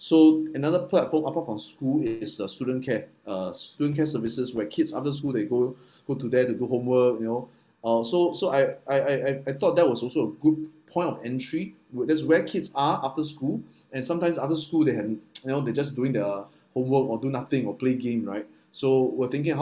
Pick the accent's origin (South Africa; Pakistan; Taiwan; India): Taiwan; moved away; I'm from Taiwan